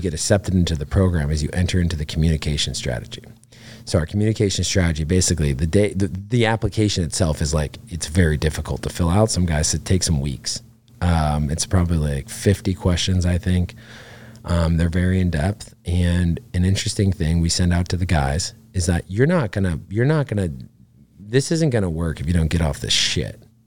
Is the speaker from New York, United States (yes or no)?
yes; Catskill, New York, United States; I grew up outside of Catskill, New York